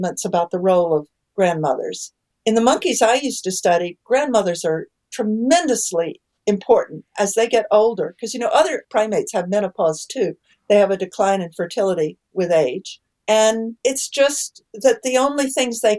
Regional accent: Texas, United States; moved away; I grew up in Texas, so I grew up playing poker

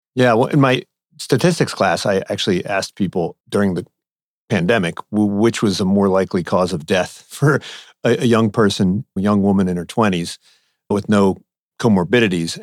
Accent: East Coast, United States; now in West Coast, United States; I grew up on the East Coast

